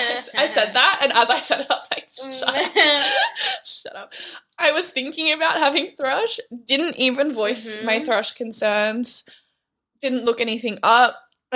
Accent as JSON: {"language": "English", "country": "Canada", "said": "I'm from Canada and I was in Australia as a nanny back in 2018."}